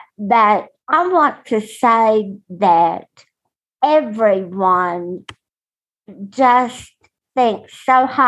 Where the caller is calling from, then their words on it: Texas, United States; from Texas